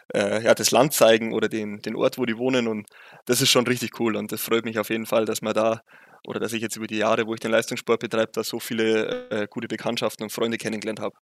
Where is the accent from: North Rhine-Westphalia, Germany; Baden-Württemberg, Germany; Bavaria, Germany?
Bavaria, Germany; accent: Bavarian dialect; man hört es ja deutlich, ich komme aus Bayern